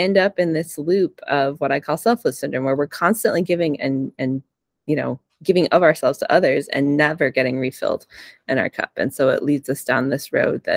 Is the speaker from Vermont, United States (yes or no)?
yes; Vermont, United States; I grew up in Vermont